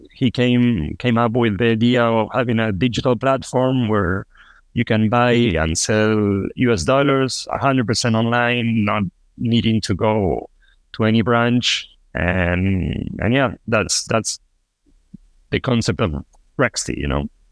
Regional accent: Buenos Aires, Argentina; also born or lived in Costa Rica / Peru; now in Toronto, Canada; I am originally from Argentina. I was born in Buenos Aires, uh, but I lived in Costa Rica. I lived in Peru, and now I'm living in Canada.

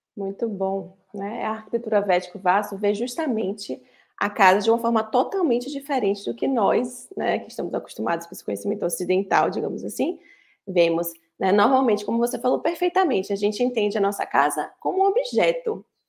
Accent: Bahia, Brazil; sou da Bahia

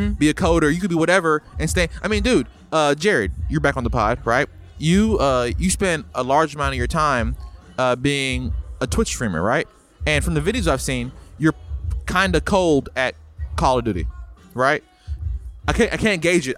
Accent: Tennessee, United States; I'm from Tennessee

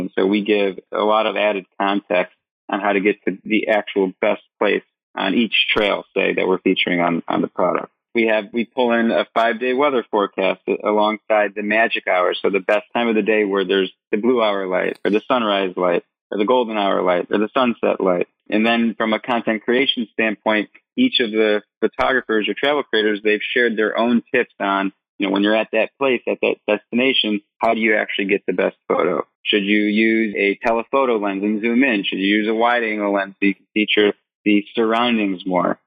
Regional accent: Michigan, United States; moved away as an adult; also born or lived in Vietnam; I grew up in Michigan went to the University of Michigan, Go Blue

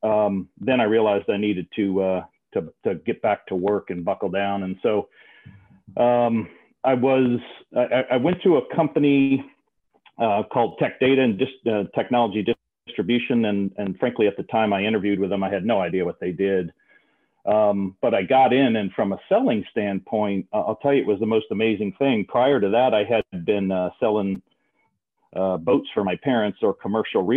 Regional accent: outside of New Orleans, South Louisiana, United States; I grew up in South Louisiana, outside of New Orleans

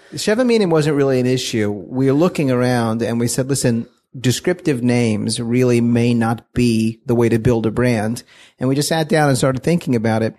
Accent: Fort Worth, Texas, United States; moved away as an adult; now in Israel; We're, we're from Fort Worth, Texas

